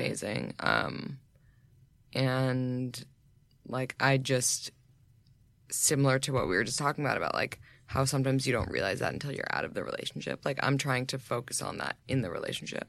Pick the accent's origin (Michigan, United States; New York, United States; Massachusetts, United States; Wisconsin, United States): New York, United States; I grew up in New York.